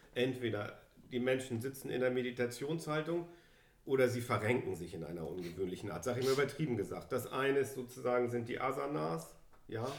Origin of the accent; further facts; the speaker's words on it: Germany; Wir sind hier beide in Deutschland zur Schule gegangen